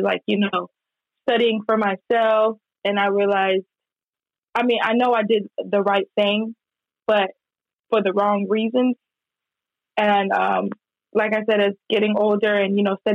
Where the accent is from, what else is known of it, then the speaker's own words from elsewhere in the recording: Miami, Florida, United States; moved away as an adult; now in Dallas, United States; born and raised in Miami, Florida, currently living in Dallas, Texas.